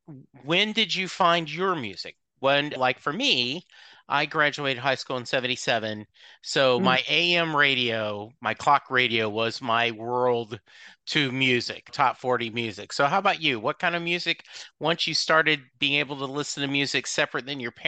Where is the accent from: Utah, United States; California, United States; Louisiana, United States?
Louisiana, United States; Lake Charles; now in Dallas, United States; when I moved to Dallas from Lake Charles, I was confused that all these different college rivalries, because in Louisiana there's LSU and there's everything else, right?